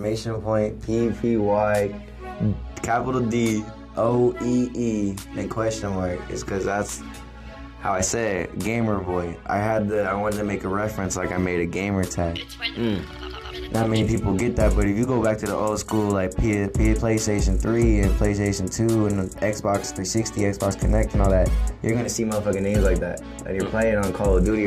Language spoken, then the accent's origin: English; Tucson, Arizona, United States; I'm from Tucson, Arizona